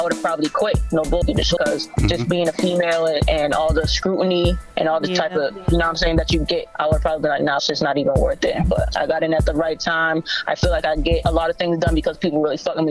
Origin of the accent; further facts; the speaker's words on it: Boston, Massachusetts, United States; I'm from Boston, Massachusetts, born and raised